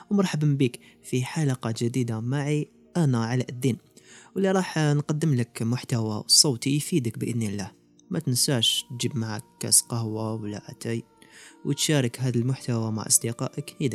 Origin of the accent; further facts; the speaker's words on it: Algeria; علاش حنا كمجتمع جزائري ولا كأمة عربية مازلنا في الحضيض ومازلنا متأخرين